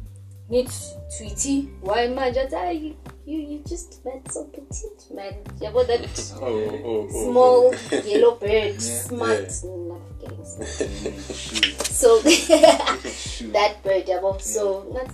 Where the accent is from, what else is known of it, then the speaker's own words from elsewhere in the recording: Soweto, Gauteng, South Africa; I'm from Mufulo Central